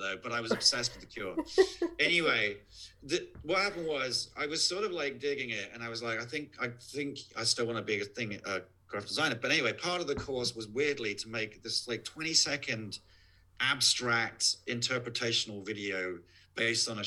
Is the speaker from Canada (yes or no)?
no; near Worthing, South East England, United Kingdom; moved away; a place called Worthing, which is not that far from where I, my hometown